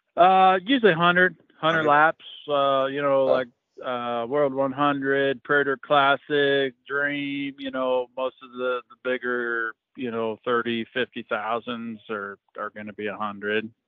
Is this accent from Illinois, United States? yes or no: yes; Fairbury, Illinois, United States; it's at Fairbury. It's my hometown right. or my home track